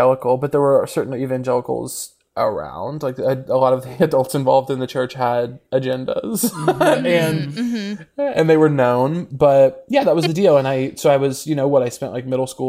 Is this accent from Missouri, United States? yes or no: yes; Missouri, United States; moved away as an adult; I grew up in Missouri